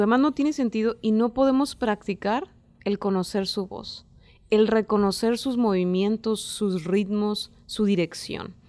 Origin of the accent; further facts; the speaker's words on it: Mexico; en México